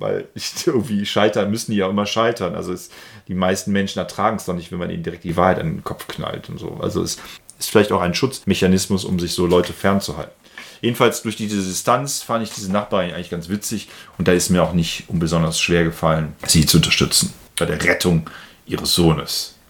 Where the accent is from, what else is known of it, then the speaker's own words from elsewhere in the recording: Germany; als Deutsche